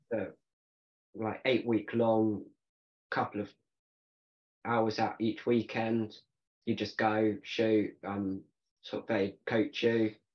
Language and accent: English; United Kingdom; so i'm a 16 year old barebow bow archer from the uk